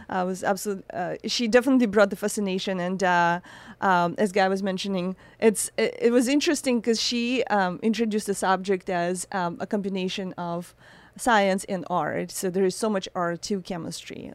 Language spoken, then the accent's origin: English; Saint Petersburg, Russia; moved away; I was born in Russia, in a, in a very cold, um, city